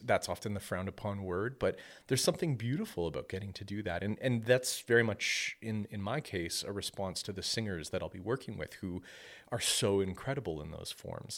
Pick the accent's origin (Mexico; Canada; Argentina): Canada; Penetanguishene, Ontario; moved away as an adult; also born or lived in Midland, Ontario / Lafontaine, Ontario; now in Oakville, Canada; I come from a small community uh, in Ontario and lived there all of my life. This was this was a, a little community called Penetanguishene